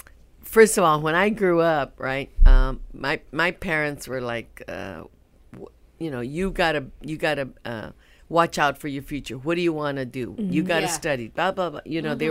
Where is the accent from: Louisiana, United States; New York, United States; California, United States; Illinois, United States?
California, United States; Madera; born there; So I was born in Madera.